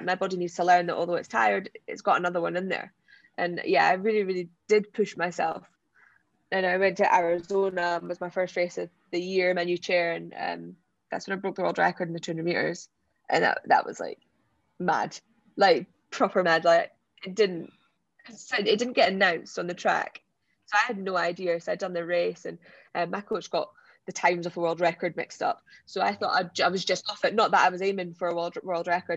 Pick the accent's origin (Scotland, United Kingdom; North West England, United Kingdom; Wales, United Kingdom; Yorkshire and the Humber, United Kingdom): Scotland, United Kingdom; Scottish Borders; where I was brought up in the Scottish borders